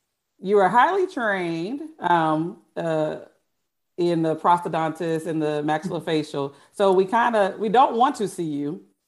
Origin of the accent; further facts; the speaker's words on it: Houston, Texas, United States; I'm from Houston, Texas